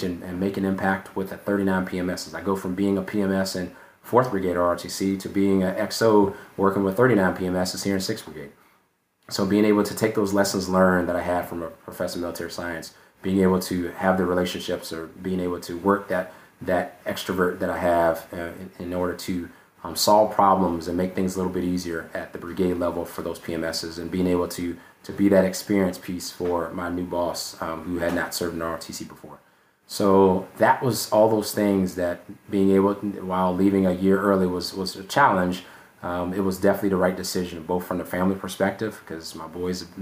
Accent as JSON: {"language": "English", "town": "Brunswick", "region": "Georgia", "country": "United States", "tie": "born or raised there", "moved": "as an adult", "said": "Hunter Army Airfield was an hour away from my hometown in Brunswick, Georgia"}